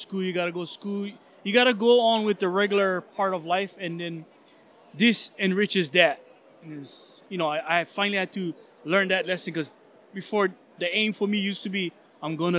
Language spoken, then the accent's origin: English; Hawaii, United States; we're all local. We're all Hawaiian. We're from Hawaii.